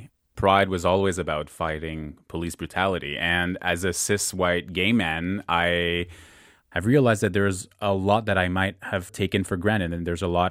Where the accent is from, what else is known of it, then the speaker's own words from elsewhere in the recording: Canada; as a Canadian, I don't know as nearly as much about Canadian history